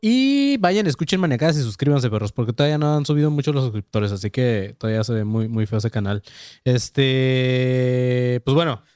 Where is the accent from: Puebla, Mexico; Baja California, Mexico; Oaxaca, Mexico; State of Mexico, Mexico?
Baja California, Mexico; Tijuana; Panzón y yo somos de Tijuana